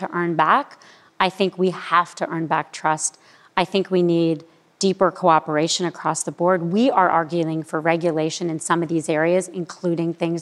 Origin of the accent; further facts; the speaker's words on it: Miami, Florida, United States; I grew up in Miami